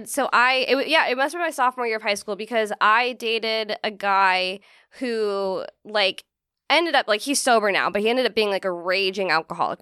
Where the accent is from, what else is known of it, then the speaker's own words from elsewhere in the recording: Central California, United States; moved away as an adult; now in New York, United States; I grew up in, like, fucking farm town in California. I'm from Central California